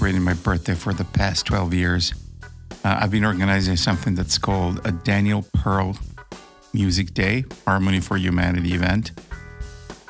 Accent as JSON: {"language": "English", "town": "Milan", "region": "Lombardy", "country": "Italy", "tie": "born or raised there", "moved": "as an adult", "lives_now": "United States", "said": "I'm here in my hometown of Milano"}